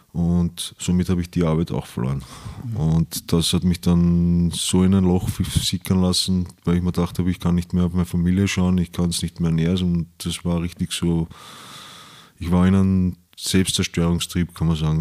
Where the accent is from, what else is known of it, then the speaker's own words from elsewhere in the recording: Vienna, Austria; ich bin in Wien aufgewachsen, im 10. Bezirk